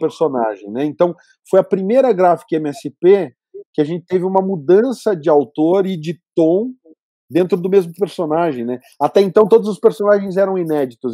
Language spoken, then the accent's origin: Portuguese; Campinas, São Paulo, Brazil; moved away as an adult; Eu morava em São Paulo na época, e eu sou de Campinas